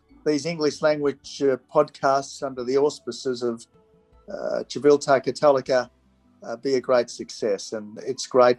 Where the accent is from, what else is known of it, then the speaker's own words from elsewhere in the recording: Australia; as an Australian